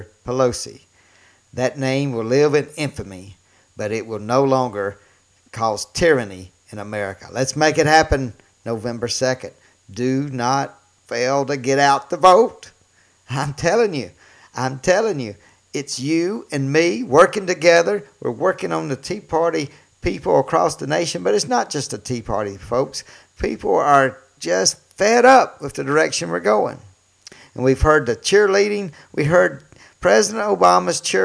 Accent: Mississippi, United States; my home state of Mississippi

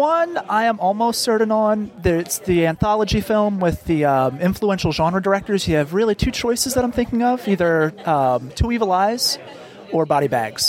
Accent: Philadelphia, Pennsylvania, United States; I am from Philadelphia. I live here.

